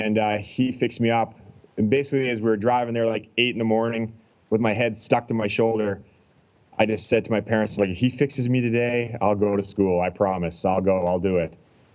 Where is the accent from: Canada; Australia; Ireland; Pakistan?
Canada; I'm from Canada